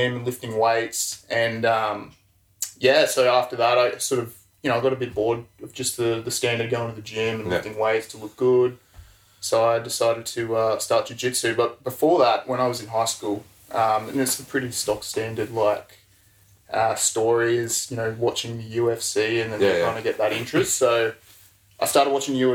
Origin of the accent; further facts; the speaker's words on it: Brisbane, Queensland, Australia; I'm from Brisbane, born and bred.